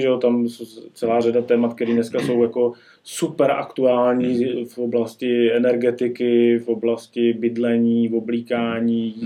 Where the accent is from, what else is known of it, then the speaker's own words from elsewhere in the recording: Czechia; u nás v Čechách